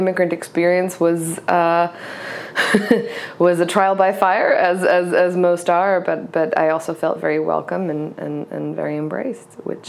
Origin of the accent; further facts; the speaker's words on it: Cyprus; also born or lived in Egypt; now in United States; And so we left, and I grew up in Cyprus and Egypt. I was raised by my mother and my grandparents, and we ended up in Georgia in a suburb of Atlanta called Lawrenceville.